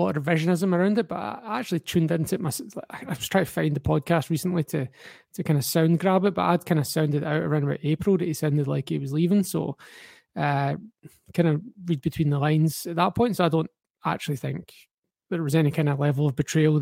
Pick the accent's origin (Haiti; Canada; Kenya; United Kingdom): United Kingdom; Glasgow, Scotland; also born or lived in Aberdeen; Growing up in Glasgow